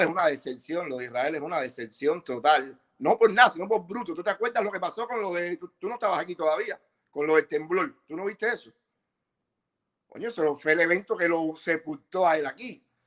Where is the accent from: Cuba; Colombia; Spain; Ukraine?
Cuba; Bejucal, Mayabeque; moved away; also born or lived in Las Vegas; yo soy de La zona de Bejucal